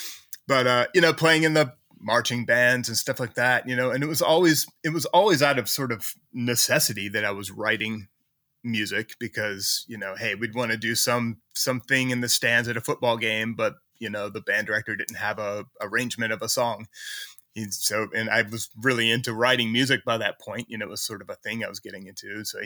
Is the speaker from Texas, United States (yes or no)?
no; Mechanicsville, Virginia, United States; also born or lived in Richmond; I was born in Richmond, which is a city in Virginia. You know, if you know of a city in Virginia, it's probably Richmond. Yeah. So I was born there, but, you know, probably like 8 or 9 years old, we moved slightly outside of Richmond to the lovely town of Mechanicsville